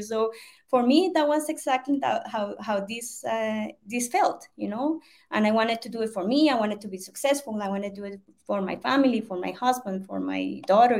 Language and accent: English; Colombia; English is a second language; I'm from Colombia, South America. Um, I live in Bogota.